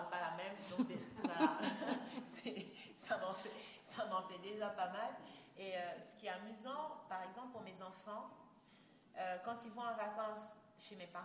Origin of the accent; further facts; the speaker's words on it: Gabon; D'abord, ce n'est pas, pas le même accent, et puis voilà, on est Gabonais, on n'est pas Camerounais, faut pas exagérer.